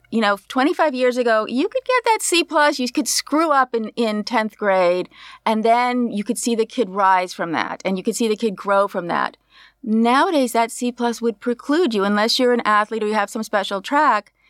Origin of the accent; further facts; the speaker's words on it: Berkeley, California, United States; I grew up in Berkeley